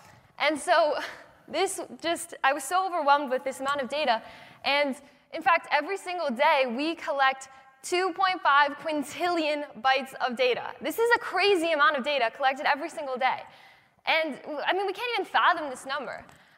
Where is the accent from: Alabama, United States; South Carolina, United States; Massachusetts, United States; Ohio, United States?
Massachusetts, United States; Boston; I'm 16 years old, I'm from Boston